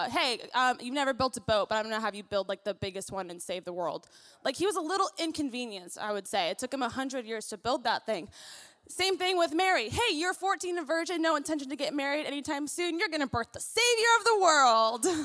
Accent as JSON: {"language": "English", "country": "Philippines", "said": "Also, I'm really loud. I'm Filipino, so you might want to turn the, the mic down a little bit."}